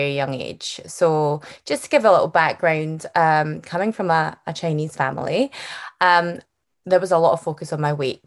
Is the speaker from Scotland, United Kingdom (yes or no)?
yes; Glasgow, Scotland, United Kingdom; accent: Scottish; it's a Scottish accent that you're hearing, not Irish or Australian, but full bred Scottish. And I'm from Glasgow.